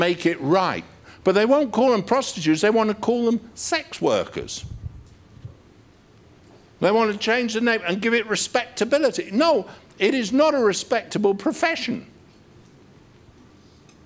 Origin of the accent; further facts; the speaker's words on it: United Kingdom; We're British.